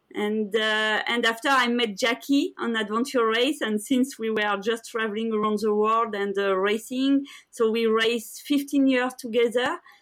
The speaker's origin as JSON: {"language": "English", "country": "France", "tie": "born or raised there", "said": "I grew up in France"}